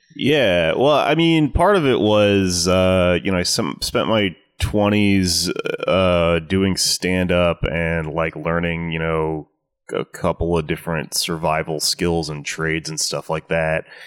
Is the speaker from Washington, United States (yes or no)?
no; Houston, Texas, United States; also born or lived in Austin, Texas; I grew up in Southwest Houston, Texas